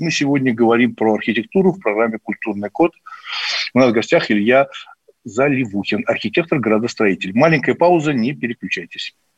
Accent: Moscow, Russia; я коренной москвич с большой историей там моей семьи

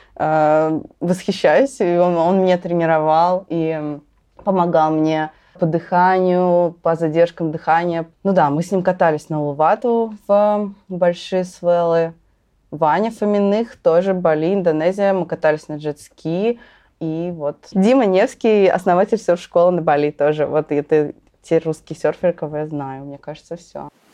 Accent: Russia; я из России

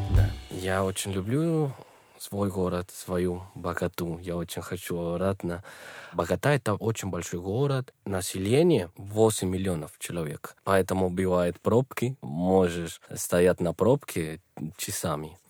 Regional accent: Bogotá, Colombia; Russian is a second language; moved away as an adult; now in Moscow, Russia; Я из Колумбии, из богатейшей столицы нашей страны

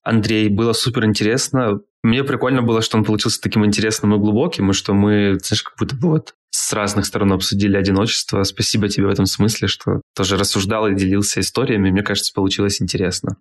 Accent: Krasnodar, Krasnodar Krai, Russia; Я из Краснодара

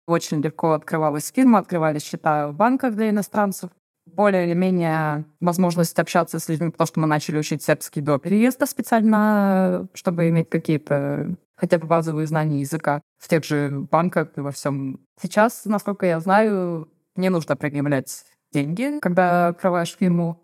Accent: Saint Petersburg, Russia; moved away as an adult; now in Herceg Novi, Montenegro; Я из Санкт-Петербурга, муж из Кирова

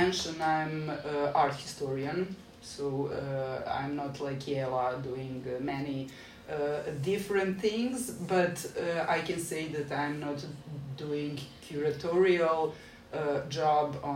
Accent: Belgrade, Serbia; I'm from Belgrade, and since I'm born in 77, I still have that experience of being a pioneer, like Tito's pioneer, which means that I'm sort of raised on some values

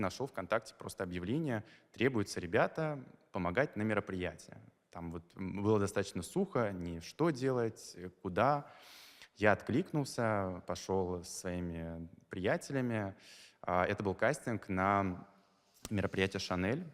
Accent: Makhachkala, Dagestan, Russia; moved away as an adult; now in Moscow, Russia; я из Махачкалы

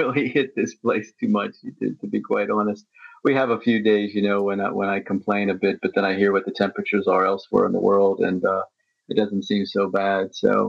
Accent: United States; moved away as an adult; now in Moscow, Russia; I've lived here for a number of years, and because, you know, I grew up in the West in America

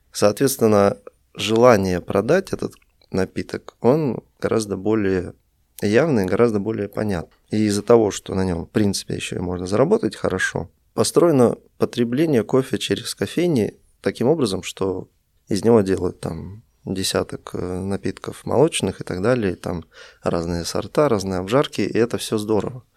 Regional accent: Russia; moved away as an adult; also born or lived in Vilnius, Lithuania; now in Minsk, Belarus; Сам я из России, я родился в Вильнюсе, много жил в России, потом переехал в Беларусь

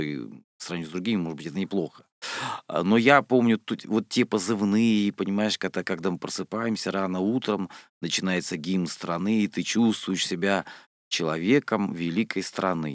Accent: Rostov-on-Don, Rostov Oblast, Russia; я из Ростова-на-Дону

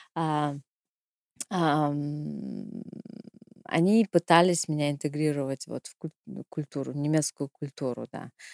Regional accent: Irkutsk, Irkutsk Oblast, Russia; moved away as an adult; now in Germany; У нас, э, в Иркутске мы сдавали

